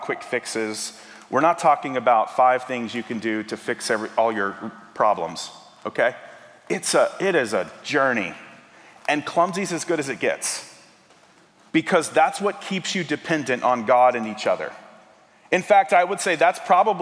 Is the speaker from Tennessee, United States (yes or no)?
yes; Tennessee, United States; now in Kentucky, United States; I'm originally from Tennessee